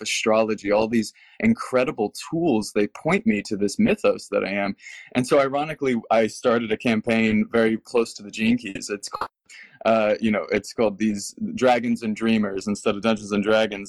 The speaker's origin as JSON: {"language": "English", "region": "Texas", "country": "United States", "tie": "born or raised there", "moved": "yes", "said": "growing up in Texas, my parents taught me tarot"}